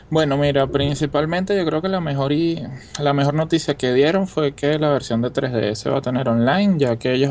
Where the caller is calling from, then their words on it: Venezuela; de Venezuela.